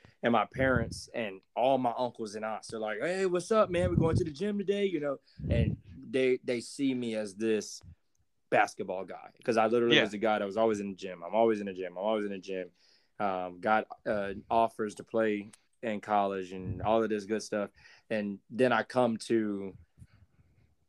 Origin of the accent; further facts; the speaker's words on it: Jacksonville, United States; where I'm from Jacksonville